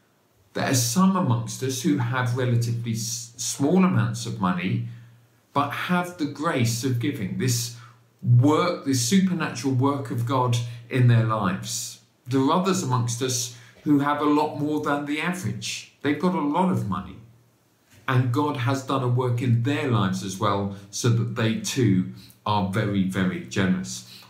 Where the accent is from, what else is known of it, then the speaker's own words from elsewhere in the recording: Bedford, East of England, United Kingdom; There's a church in my hometown. I was raised in Bedford, 50 miles north of London.